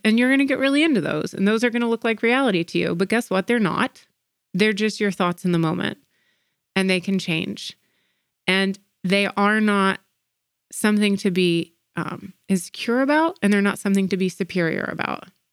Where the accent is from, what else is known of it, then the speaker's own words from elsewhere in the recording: Atlanta, Georgia, United States; growing up in Atlanta. Uh, Atlanta is a very segregated city, and our school systems are, are very segregated. And in the 90s when I was in elementary school